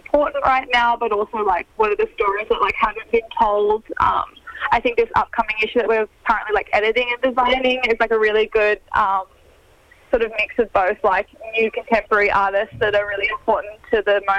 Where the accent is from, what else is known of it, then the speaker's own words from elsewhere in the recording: Sydney, New South Wales, Australia; we're both from Sydney